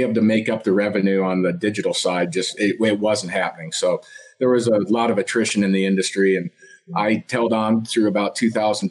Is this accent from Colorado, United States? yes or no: yes; Colorado, United States; also born or lived in Kansas; I grew up in Colorado. I was born in Kansas, actually, but my parents moved here when I was less than one